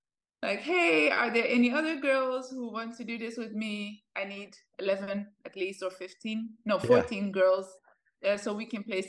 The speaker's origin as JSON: {"language": "English", "country": "Netherlands", "tie": "born or raised there", "also_born_or_lived": "Ethiopia", "said": "I was born in Ethiopia. My parents fled the country when I was 3 years old. We went to the Netherlands. That's where I lived for quite a long time. I grew up there."}